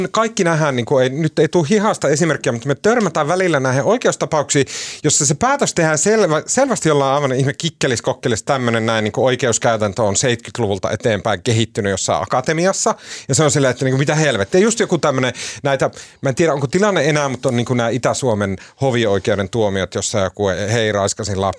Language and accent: Finnish; Turkey; Olen itse turkkilainen.